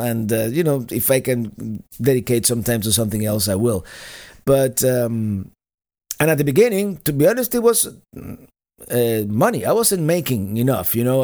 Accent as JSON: {"language": "English", "country": "Cuba", "tie": "born or raised there", "first_language": "Spanish", "second_language": "English", "moved": "yes", "said": "my native language is Spanish. I was born in the island of Cuba"}